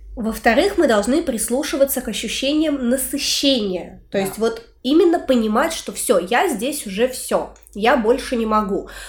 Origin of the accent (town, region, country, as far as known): Orenburg, Orenburg Oblast, Russia; born or raised there; now in Saint Petersburg, Russia